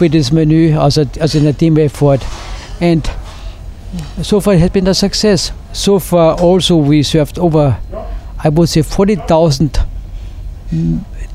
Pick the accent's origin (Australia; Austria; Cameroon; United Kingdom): Austria; moved away as an adult; I grew up in Austria